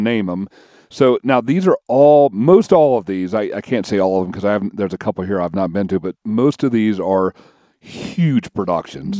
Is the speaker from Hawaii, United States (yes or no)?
no; Kentucky, United States; I'm from Kentucky